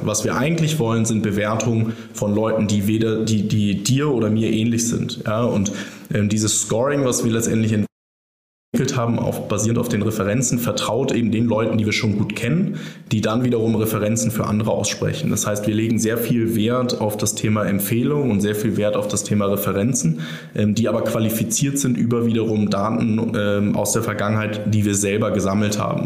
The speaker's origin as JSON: {"language": "German", "country": "Germany", "said": "als Europäer oder als Deutscher"}